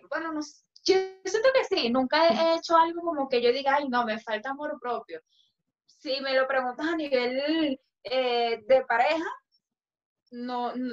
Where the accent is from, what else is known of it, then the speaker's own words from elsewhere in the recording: Venezuela; porque yo soy, yo soy más venezolana que nadie.